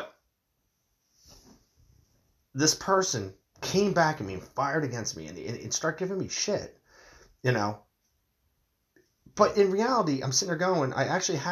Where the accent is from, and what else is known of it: United States